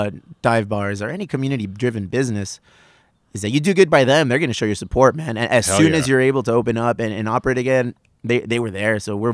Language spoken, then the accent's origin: English; California, United States; I'm from the South Bay, born and raised, live in Chula Vista.